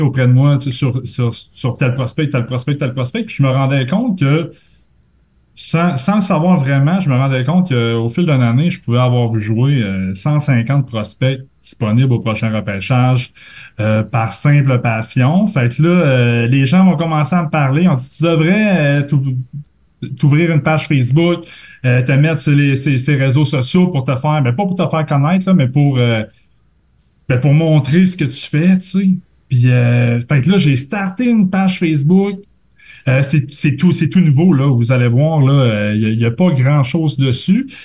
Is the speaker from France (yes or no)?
no; Quebec, Canada; je viens du Lac-Saint-Jean